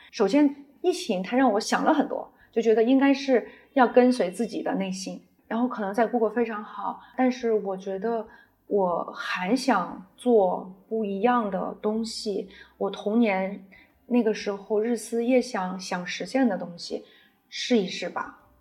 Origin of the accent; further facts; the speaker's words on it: Shanxi, China; moved away as an adult; also born or lived in Beijing; 我跟我先生，啊，我们都是山西人。山西呢，它是属于汉文明的发源地，中原地区